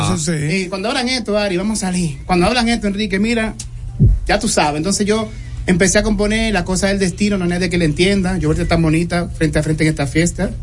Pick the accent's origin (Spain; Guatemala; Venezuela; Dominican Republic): Dominican Republic; yo soy dominicano